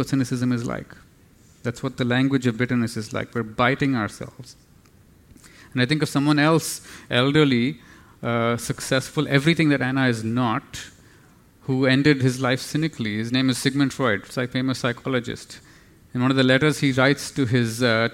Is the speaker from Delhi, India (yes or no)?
yes; New Delhi, Delhi, India; now in Singapore; I come from New Delhi. I have to be honest, Singapore is like a little village compared to New Delhi. We have 25 million plus people.